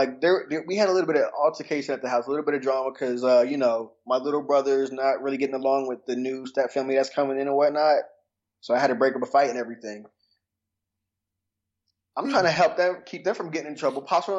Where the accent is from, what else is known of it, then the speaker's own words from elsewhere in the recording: Atlanta, Georgia, United States; also born or lived in Seattle, Washington; Okay, well, born in Seattle, Washington, but I've been in Atlanta since I was three.